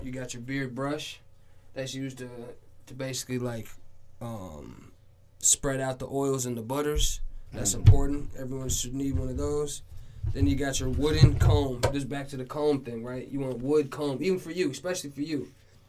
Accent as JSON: {"language": "English", "country": "Paraguay", "moved": "yes", "lives_now": "Minnesota, United States", "said": "I'm from South America. I'm from a country called Paraguay."}